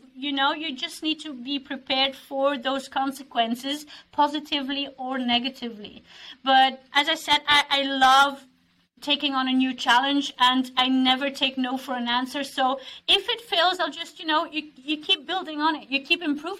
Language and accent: English; Belgium; now in Norway; I'm originally from Belgium. I've been in Norway for 8 years, but I've lived and worked in 10 countries.